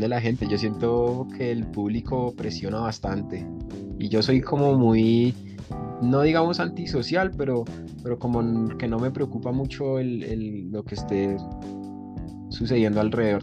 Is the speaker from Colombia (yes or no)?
yes; Bogotá, Bogotá Capital District, Colombia; En Bogotá, siempre, siempre he vivido en Bogotá.